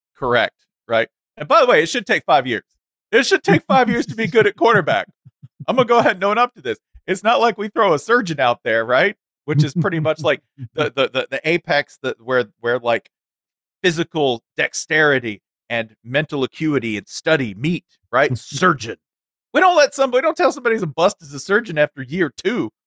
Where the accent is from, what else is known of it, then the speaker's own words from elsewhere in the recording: Tennessee, United States; I'm from Tennessee